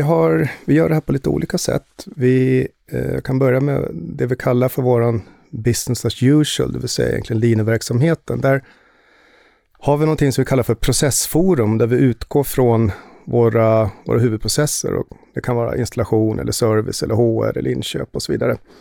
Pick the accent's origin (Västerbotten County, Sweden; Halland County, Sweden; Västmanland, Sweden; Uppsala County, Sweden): Västmanland, Sweden; Västerås; moved away as an adult; also born or lived in United States; now in Stockholm, Sweden; Jag är född och uppvuxen i Västerås